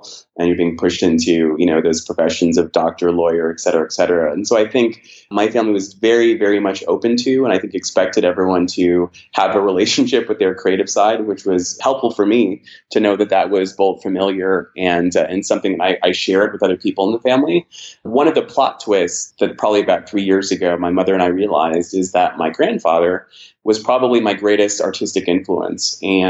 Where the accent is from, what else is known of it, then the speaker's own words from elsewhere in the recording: San Diego, California, United States; born there; And so I think I can claim most of the United States with the exception of Hawaii, Alaska, and the Pacific Northwest. So I was, born in San Diego, California, Pacific Beach to be specific.